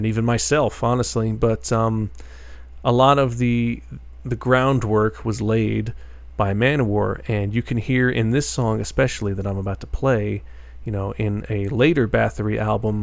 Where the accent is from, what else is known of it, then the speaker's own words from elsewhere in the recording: New York, United States; out of New York, my home state